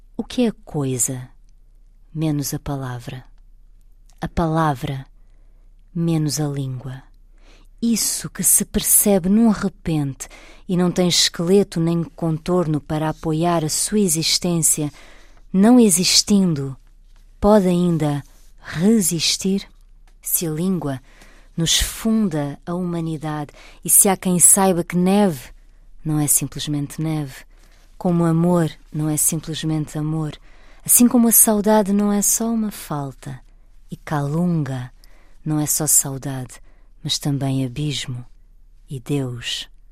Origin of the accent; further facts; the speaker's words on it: Portugal; moved away as an adult; also born or lived in Brazil; sou portuguesa, estou em Portugal.